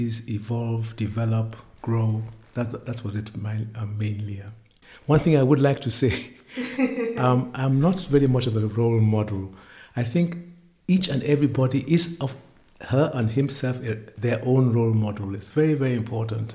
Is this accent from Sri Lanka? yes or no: no; Nigeria; moved away as an adult; also born or lived in United Kingdom / Germany; now in Berlin, Germany; I'm a Nigerian, born in Britain, but grew up in Nigeria and now living in Germany for the last 50 years.